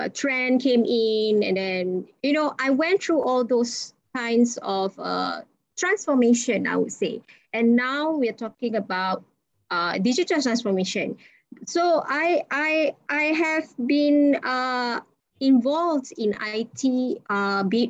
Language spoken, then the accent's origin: English; Ipoh, Perak, Malaysia; I'm from Ipoh